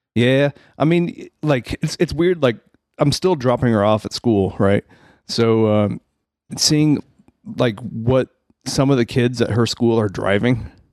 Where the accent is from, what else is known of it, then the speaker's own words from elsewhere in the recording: Rolla, Missouri, United States; now in Springfield, United States; I grew up in Rolla